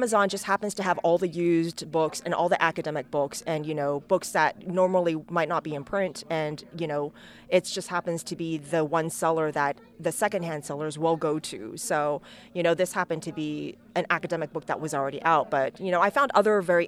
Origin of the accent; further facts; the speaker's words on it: United States; I'm Chinese American